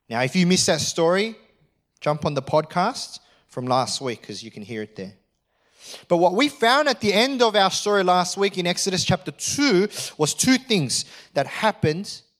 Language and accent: English; Australia; I am an Australian.